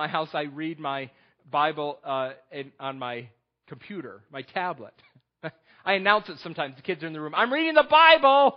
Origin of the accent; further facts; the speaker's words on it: New York, United States; moved away; also born or lived in Texas; I'm from New York